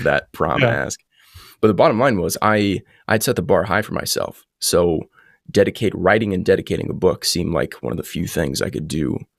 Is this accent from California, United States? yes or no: no; Columbus, Indiana, United States; I grew up in Southern Indiana, Columbus, like you said.